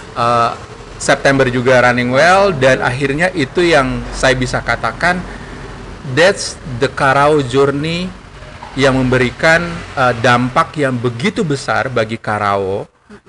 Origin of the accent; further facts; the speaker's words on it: Yogyakarta, Special Region of Yogyakarta, Indonesia; now in Gorontalo, Indonesia; saya besar pendidikan saya di Jogja